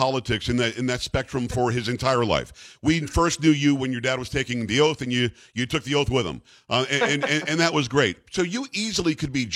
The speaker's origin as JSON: {"language": "English", "area": "Long Island", "region": "New York", "country": "United States", "moved": "yes", "said": "I'm from Long Island"}